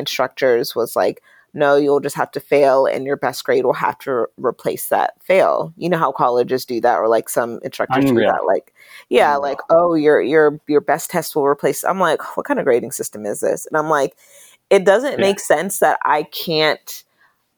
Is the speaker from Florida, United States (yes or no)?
no; Pittsburgh, Pennsylvania, United States; moved away as an adult; also born or lived in Charlotte, North Carolina; I grew up in Pennsylvania, Western Pennsylvania, in the Pittsburgh area